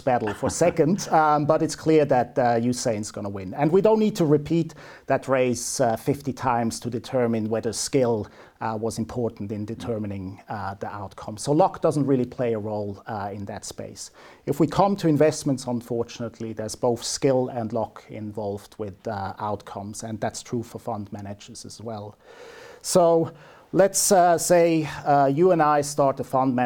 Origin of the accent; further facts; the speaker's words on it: Switzerland; moved away as an adult; now in New Zealand; born and bred in Switzerland, but have been here in New Zealand for coming up 15 years now.